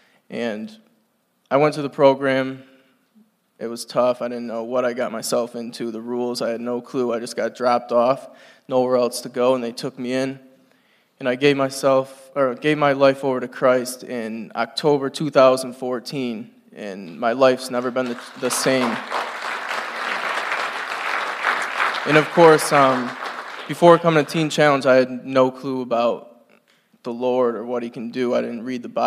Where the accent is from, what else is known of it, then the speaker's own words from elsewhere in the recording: North Adams, Massachusetts, United States; I'm from North Adams, Massachusetts